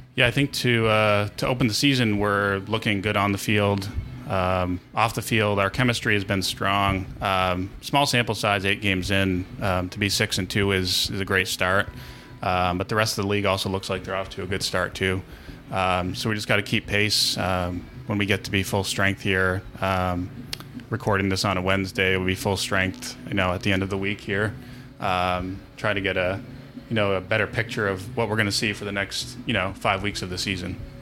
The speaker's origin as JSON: {"language": "English", "town": "Springfield", "region": "Massachusetts", "country": "United States", "said": "I'm from Springfield originally, which is, um, for anybody who's listening locally, um, knows it's about uh, three exits down, 91 South"}